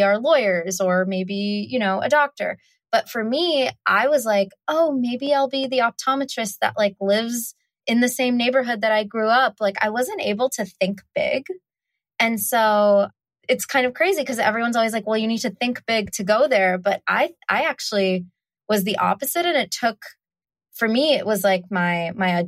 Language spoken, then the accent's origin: English; United States; also born or lived in South India; we immigrated to America when I was 5 months old